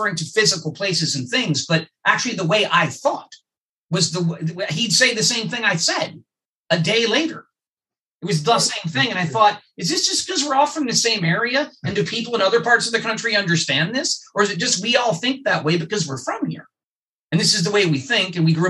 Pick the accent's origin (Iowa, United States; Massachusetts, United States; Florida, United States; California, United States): California, United States; Los Angeles; growing up in the Valley